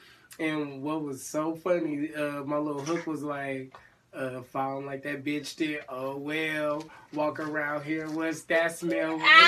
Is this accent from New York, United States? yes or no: no; California, United States; It's really growing up in Cali, I don't know, it's fun, but then not necessarily just, like, kind of, like, just serious, too.